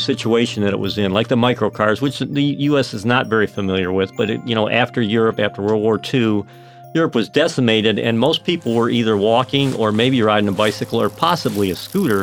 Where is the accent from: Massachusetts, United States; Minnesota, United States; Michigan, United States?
Michigan, United States; Romeo; I grew up in Romeo, right outside of Detroit, Michigan